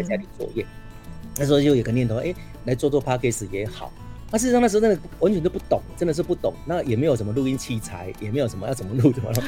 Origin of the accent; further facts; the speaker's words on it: southern Taiwan, Taiwan; accent: southern Taiwanese; first language Taiwanese Hokkien; Chinese is a second language; 反正我们小时候都讲台语长大的嗯。 是南部的